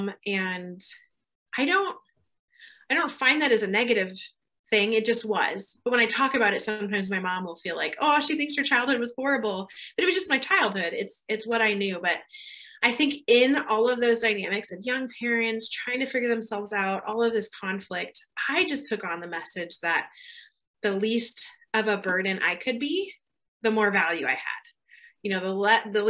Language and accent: English; Southern California, United States; moved away as an adult; also born or lived in Germany; now in California, United States; I was born in Southern California on a military base to young parents